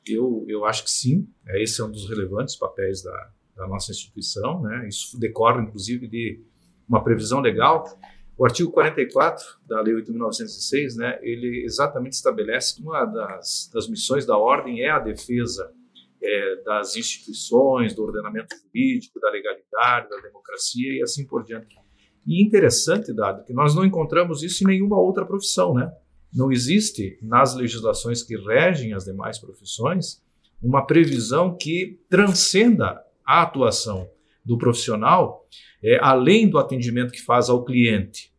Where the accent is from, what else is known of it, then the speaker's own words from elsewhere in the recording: Brazil; eu sou oriundo do interior do, do Estado